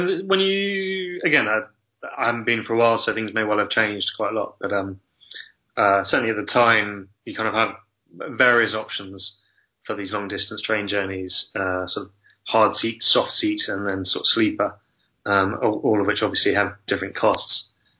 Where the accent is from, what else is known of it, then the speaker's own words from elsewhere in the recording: France; born there; I was born in France anyway.